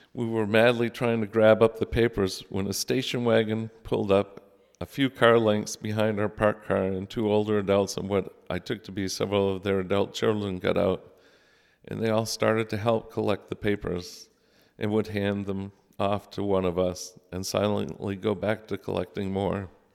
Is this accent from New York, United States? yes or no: no; South Paris, Maine, United States; also born or lived in Falmouth, Maine; I grew up in the Lutheran Church, first in Falmouth, Maine, where my parents met Joe and Natalie Hackinson, and later in South Paris